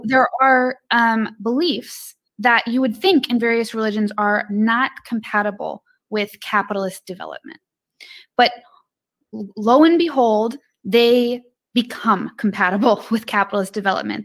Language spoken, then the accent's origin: English; Illinois, United States; I'm from Illinois.